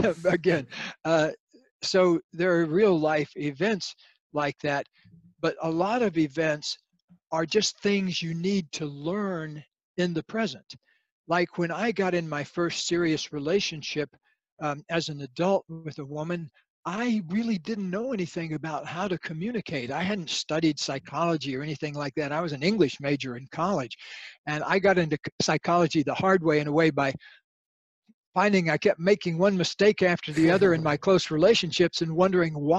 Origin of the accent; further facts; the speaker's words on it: Florida, United States; I grew up in Florida